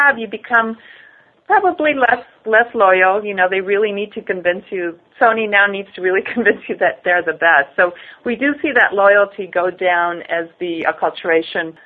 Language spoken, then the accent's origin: English; Mexico; now in United States; I grew up in Mexico in the point where there was only one brand of condensed milk